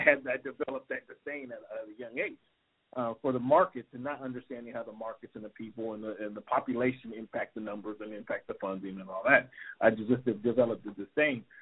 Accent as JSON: {"language": "English", "town": "Seattle", "region": "Washington", "country": "United States", "tie": "born or raised there", "said": "I born and raised in Seattle, Washington"}